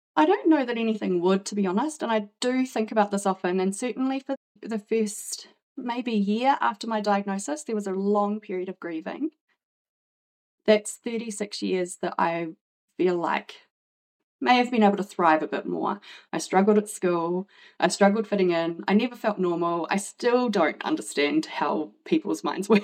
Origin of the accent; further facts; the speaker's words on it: New Zealand; moved away as an adult; now in Brisbane, Australia; I'm originally from New Zealand, but I live now in Brisbane, which I've been here for 14 years.